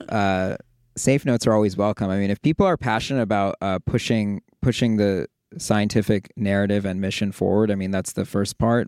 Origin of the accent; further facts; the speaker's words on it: Toronto, Ontario, Canada; moved away as an adult; also born or lived in New York / Bay Area; now in Los Angeles, United States; I'm originally from Toronto.